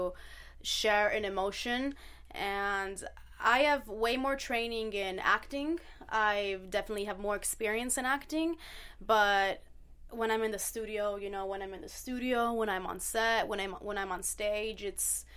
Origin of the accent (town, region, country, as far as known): Naples, Campania, Italy; born or raised there